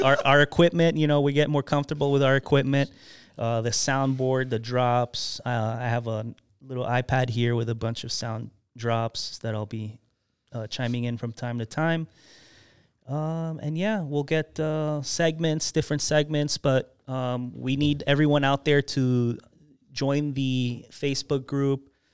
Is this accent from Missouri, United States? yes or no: no; Miami, Florida, United States; I was also, uh, born and raised in the Miami area